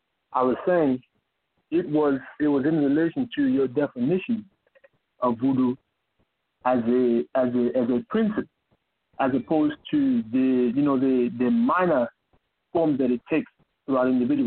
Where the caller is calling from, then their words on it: Maryland, United States; also born or lived in Washington, District of Columbia, United States; This is the young DC man from before. Calling back again from Maryland.